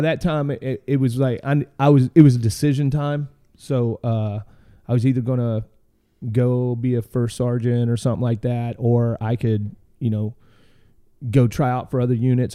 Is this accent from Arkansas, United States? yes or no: yes; Dardanelle, Arkansas, United States; I grew up in a little town called, uh, Dardanelle, Arkansas